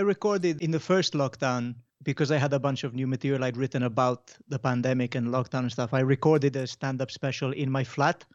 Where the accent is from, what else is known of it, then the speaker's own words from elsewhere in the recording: Mallorca, Balearic Islands, Spain; now in Wales, United Kingdom; So I grew up in Mallorca